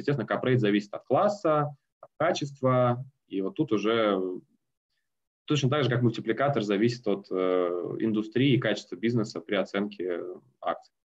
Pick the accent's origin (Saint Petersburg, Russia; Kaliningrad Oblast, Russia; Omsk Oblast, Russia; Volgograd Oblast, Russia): Omsk Oblast, Russia; Omsk; moved away as an adult; now in Moscow, Russia; Омский филиал в моем родном городе. Э, потом переехал в Москву